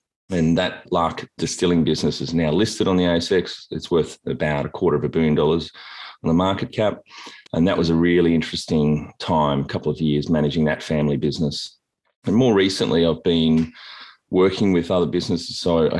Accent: Tasmania, Australia; when I travel internationally, often Tasmanians will introduce themselves from Tasmania, not from Australia. And then people think we're from Tanzania, not Australia.

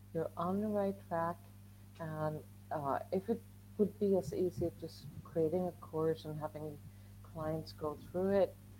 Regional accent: Sweden; moved away as an adult; now in Spain; I'm I'm from Sweden

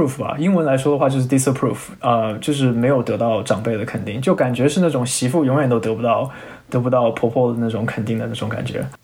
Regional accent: China; moved away as an adult; now in Silicon Valley, United States; 因为我是中国人

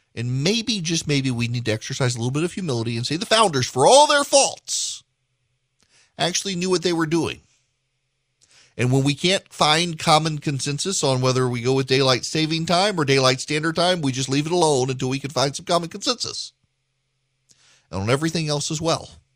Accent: Louisiana, United States; I grew up in Louisiana

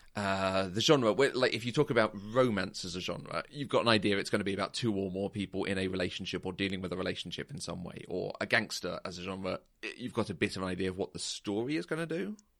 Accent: United Kingdom; as a Brit

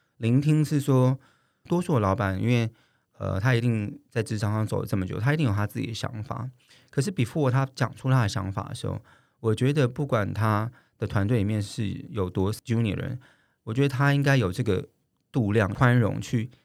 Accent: Taiwan; 我们台湾人

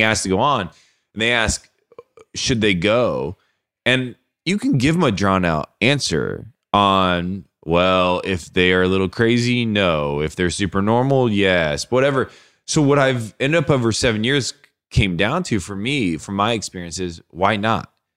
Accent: Warsaw, Indiana, United States; We're from Warsaw, Indiana

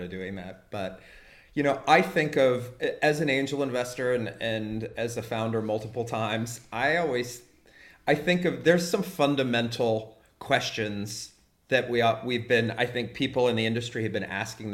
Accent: United States; now in Germany; as an American living in Germany

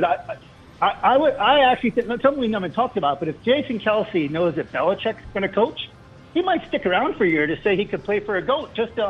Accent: Medford, New Jersey, United States; I'm also from Medford

